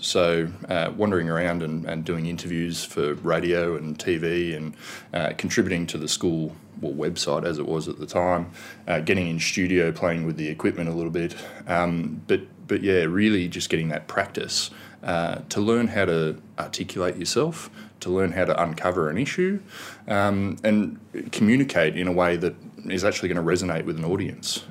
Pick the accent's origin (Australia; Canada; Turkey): Australia; Canberra, Australian Capital Territory; from Canberra.